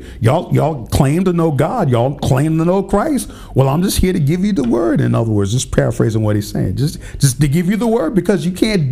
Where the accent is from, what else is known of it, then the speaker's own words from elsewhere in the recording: Pennsylvania, United States; my home state, Pennsylvania